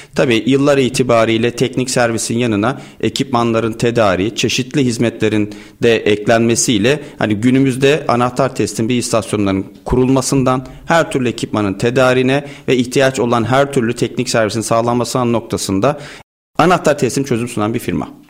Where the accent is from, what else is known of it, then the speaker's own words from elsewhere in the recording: Bafra, Samsun, Turkey; now in Istanbul, Turkey; Samsun Bafralıyım. Yaklaşık 24 yıldır İstanbul'dayım.